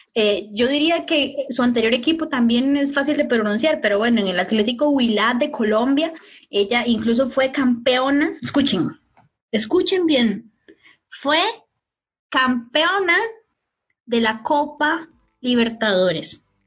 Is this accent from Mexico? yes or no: no; Costa Rica